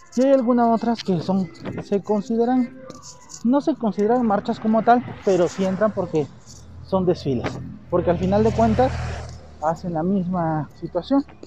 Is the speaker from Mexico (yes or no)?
yes; Mexico